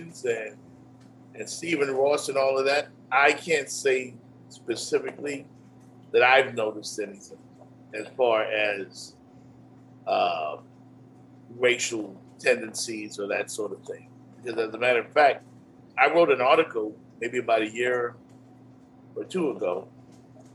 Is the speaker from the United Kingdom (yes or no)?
no; Bahamas; moved away; Growing up in the Bahamas, man, where I'm originally from